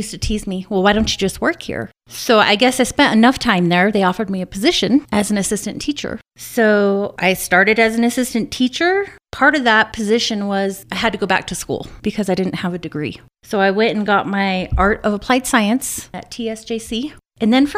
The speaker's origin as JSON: {"language": "English", "town": "Albuquerque", "region": "New Mexico", "country": "United States", "tie": "born or raised there", "also_born_or_lived": "Denver, Colorado", "moved": "as an adult", "lives_now": "San Luis Valley, United States", "said": "So I was born and raised in Albuquerque, New Mexico."}